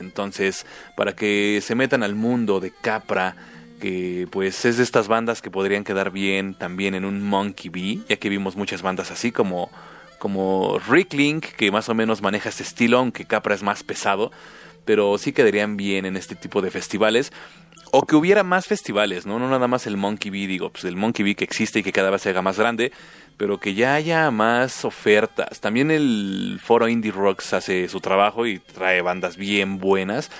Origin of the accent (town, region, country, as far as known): Mexico